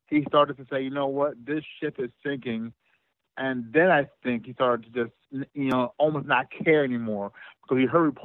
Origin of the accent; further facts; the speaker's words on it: New Jersey, United States; I am from Jersey. So I'm from the New York area.